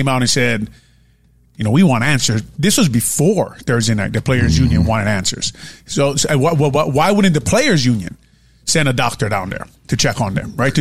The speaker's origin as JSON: {"language": "English", "town": "Honolulu", "region": "Hawaii", "country": "United States", "said": "I'm from St. Louis High School"}